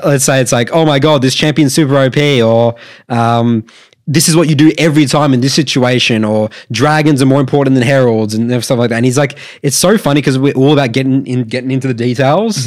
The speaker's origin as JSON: {"language": "English", "country": "Australia", "said": "we're Australian"}